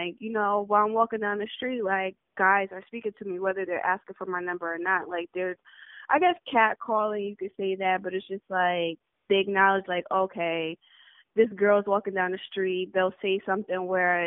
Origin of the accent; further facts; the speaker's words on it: New Haven, Connecticut, United States; moved away as an adult; now in Houston, United States; I'm originally from New Haven, Connecticut